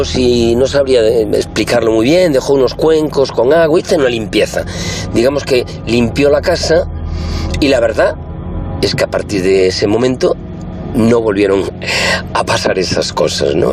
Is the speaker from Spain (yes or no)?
yes; Galicia, Spain; moved away as an adult; now in Madrid, Spain; como buen gallego